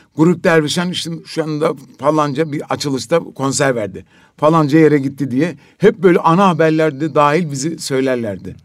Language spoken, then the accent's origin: Turkish; Trabzon, Turkey; Biz şimdi Trabzonluyuz